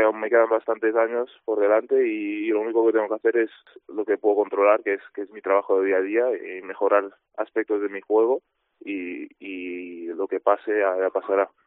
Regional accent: Girona, Catalonia, Spain; yo soy de Girona

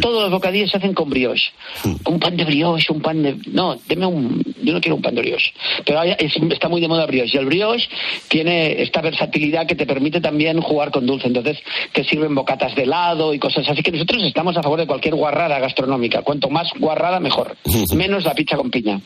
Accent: Santa Coloma de Farners, Catalonia, Spain; Yo soy catalán de Santo Coloma Farnés

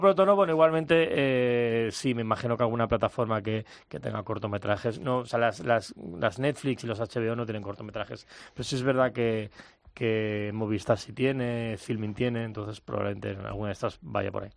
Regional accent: Mallorca, Balearic Islands, Spain; Yo soy de Mallorca

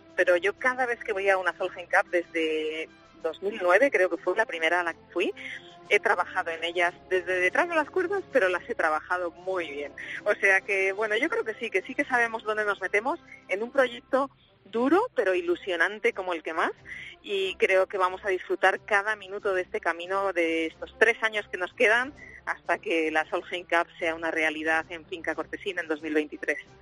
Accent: Spain; todos los españoles

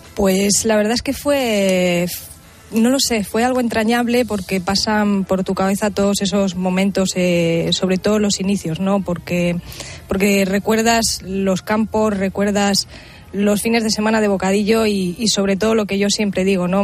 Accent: Villamesías, Extremadura, Spain; yo soy del equipo de mi pueblo, de Villa Mesías

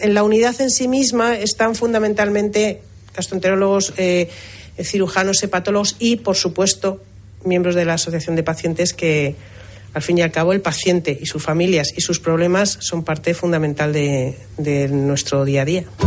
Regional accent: Tenerife, Canary Islands, Spain

